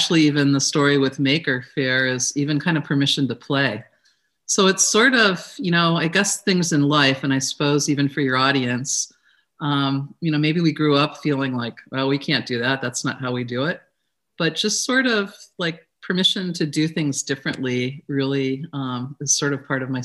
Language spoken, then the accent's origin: English; Elyria, Ohio, United States; moved away as an adult; also born or lived in Corvallis, Oregon; now in San Francisco Bay Area, United States; I grew up in Ohio, in northeastern Ohio, a city called Elyria.